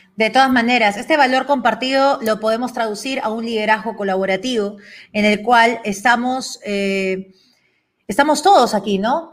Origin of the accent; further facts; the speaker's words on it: Peru; yo soy una peruana